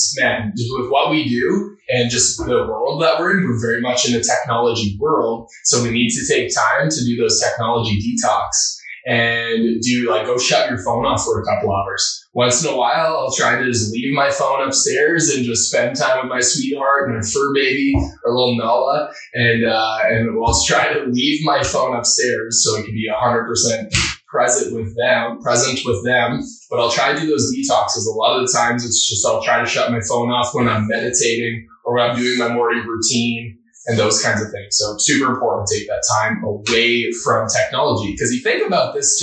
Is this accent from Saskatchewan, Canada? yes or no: no; Alberta, Canada; I grew up in a small town about 2.5 hours north of Edmonton called Lachowich